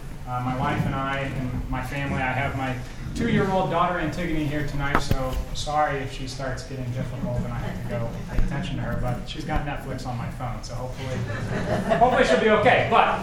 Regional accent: Davenport, Iowa, United States; moved away as an adult; now in Rock Island, United States; Those two reasons are why I chose to live in Rock Island and in Broadway. I grew up in Davenport, and I'm one of these unicorns that, you know, went from Iowa over to Illinois.

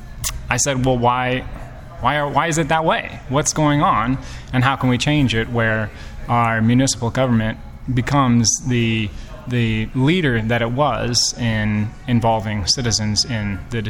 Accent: Davenport, Iowa, United States; moved away as an adult; now in Rock Island, United States; I grew up in Davenport. I lived my whole life in Davenport.

